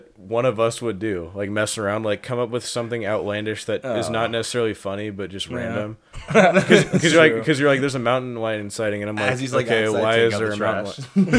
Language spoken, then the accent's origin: English; Monroe, Washington, United States; moved away; I'm from Monroe, Washington.